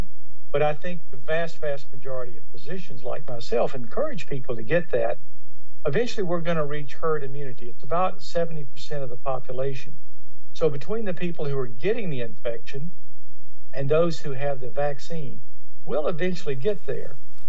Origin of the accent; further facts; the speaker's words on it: Louisiana, United States; In fact, my home state of Louisiana just put out from the Department of Health that they're recommending that we go back to masks certainly in public circumstances.